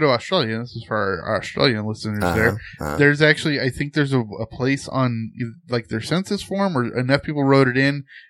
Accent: Southern California, United States; I grew up in Southern California

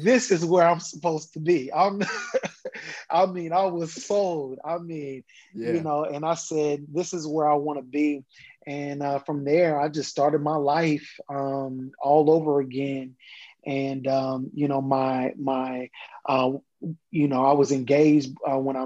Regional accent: Kansas, United States; moved away as an adult; now in Atlanta, United States; I'm originally from Kansas, born and raised. I moved to Atlanta, Georgia, after I graduated from undergrad.

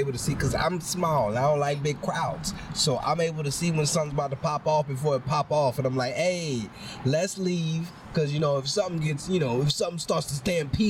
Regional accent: New Orleans, Louisiana, United States; moved away; Growing up in New Orleans

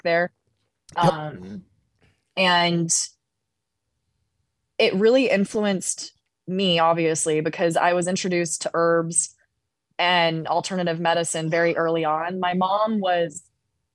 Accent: Colorado, United States; growing up in Colorado

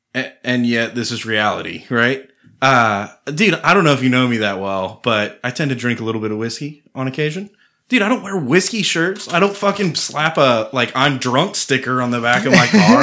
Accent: Austin, Texas, United States; I grew up in Austin

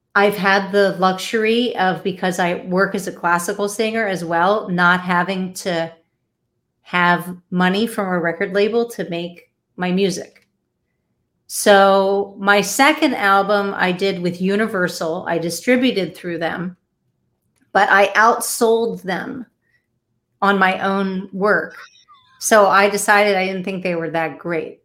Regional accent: Delaware, United States; moved away; I'm originally from Delaware

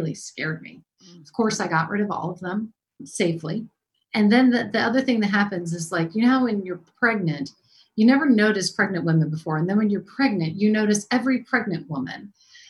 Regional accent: Maryland, United States; I'm from Maryland

